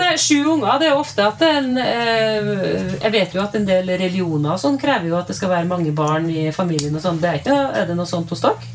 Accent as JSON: {"language": "Norwegian", "town": "Lundamo", "region": "Trøndelag", "country": "Norway", "tie": "born or raised there", "said": "vi vokste opp på Lundamo"}